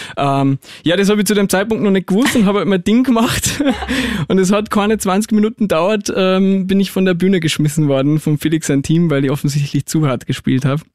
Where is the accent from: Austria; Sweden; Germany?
Austria; Salzburg; ich bin aus Salzburg